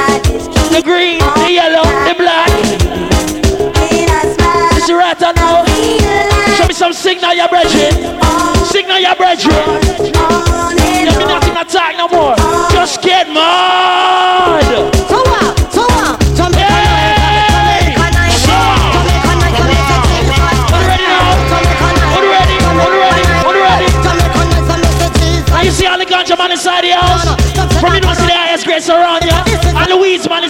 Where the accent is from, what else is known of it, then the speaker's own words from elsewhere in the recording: Grenada; Even though I'm not Jamaican, I'm Grenadian.